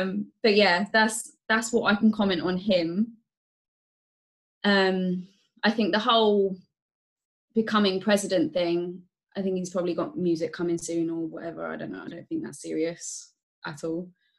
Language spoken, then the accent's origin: English; Thailand; when I say I'm from Thailand or there's certain comments or thoughts that go through your mind when I say that, you know, I'm Thai or my mum's Thai